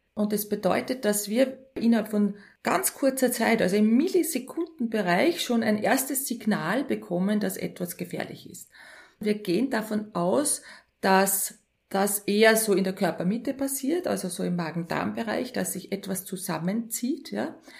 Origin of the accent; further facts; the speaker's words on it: Linz, Upper Austria, Austria; also born or lived in near Schwanenstadt, Upper Austria; Geboren in Linz, die ersten zehn Jahre in Linz aufgewachsen und dann sehr ländlich in der Nähe von Schwanenstadt